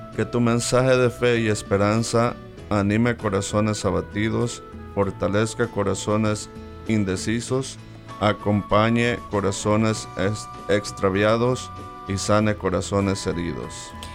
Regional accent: El Salvador; soy salvadoreño

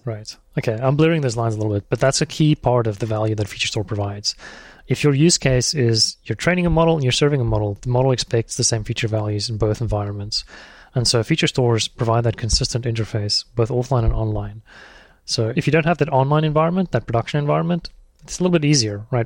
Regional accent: South Africa; moved away as an adult; also born or lived in Thailand; I'm South African.

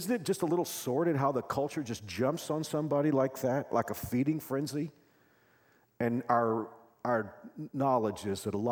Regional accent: Texas, United States; now in Kansas, United States; I'm from Texas

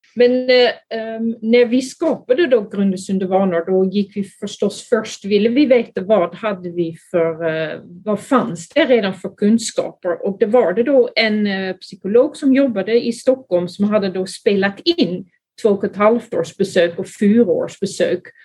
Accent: Netherlands; Swedish is a second language; moved away as an adult; also born or lived in Skåne, Sweden; now in Sweden; Jag är från Holland, men eh, där har jag då blivit utbildad som barnläkare, men sen kom jag då till Sverige

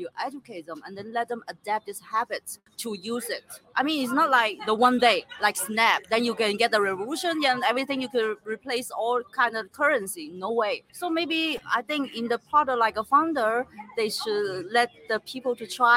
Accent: China; English is a second language; moved away; I'm come from China

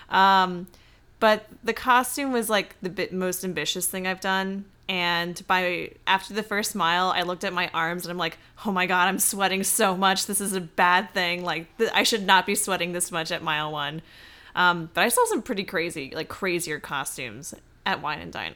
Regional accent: the South, United States; I'm from the South

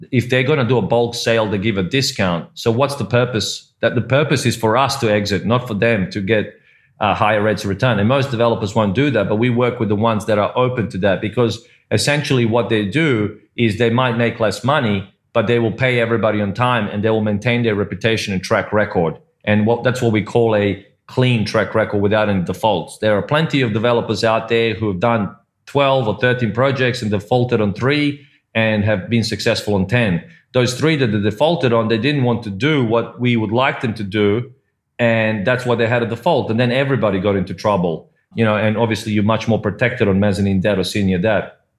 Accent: Australia; also born or lived in Croatia; now in Malta; I'm originally I was born in Croatia, so that is kind of close to home but it has those opportunities, as you said. And Malta, just like Cyprus, just like where you are, Mike, which is Singapore, where I lived before, which is Hong Kong, or where we're from, Australia

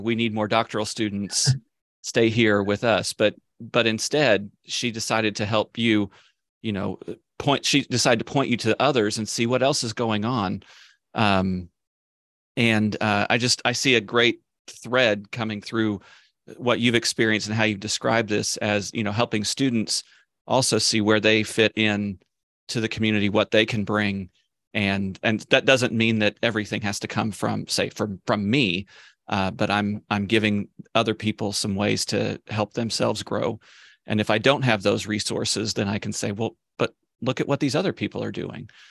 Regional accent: Kansas City, Kansas, United States; I grew up in Kansas City, Kansas, in Wyandotte County, actually attended Sumner High School.

